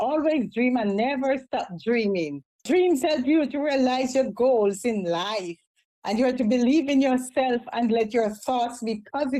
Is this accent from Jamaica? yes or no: yes; Jamaica; moved away; also born or lived in New York City; I have lived in Jamaica. I'm originally from Jamaica.